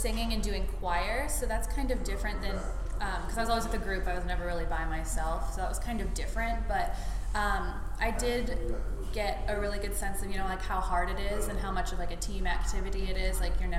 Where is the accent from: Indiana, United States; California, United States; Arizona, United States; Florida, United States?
Indiana, United States; Indianapolis; moved away as an adult; now in Raleigh, United States; I'm from Indianapolis, Indiana, and I just graduated from Butler University.